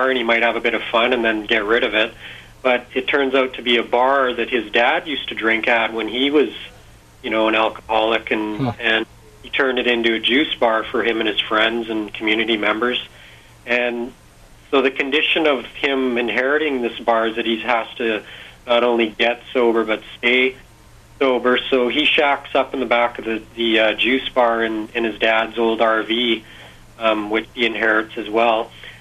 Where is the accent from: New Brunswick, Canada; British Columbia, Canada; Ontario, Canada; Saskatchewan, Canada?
British Columbia, Canada; Kamloops; I grew up in Kamloops